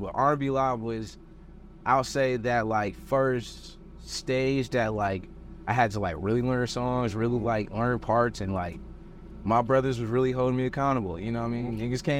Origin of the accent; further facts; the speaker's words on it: Milwaukee, Wisconsin, United States; now in Los Angeles, United States; mean I have an accent? Bro, I'm from Milwaukee.